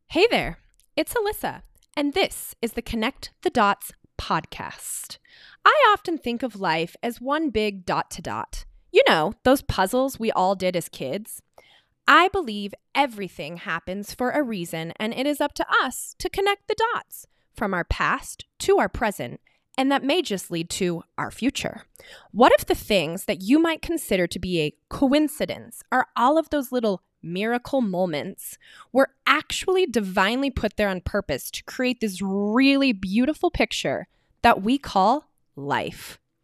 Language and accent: English; Glenwood Springs, Colorado, United States; now in Glenwood Springs, United States; I grew up in Glenwood Springs, Colorado, a small little mountain town